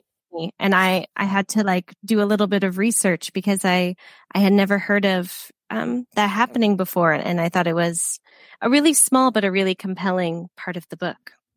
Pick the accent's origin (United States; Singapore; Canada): United States; now in United Kingdom; I'm from the States and I live in the UK now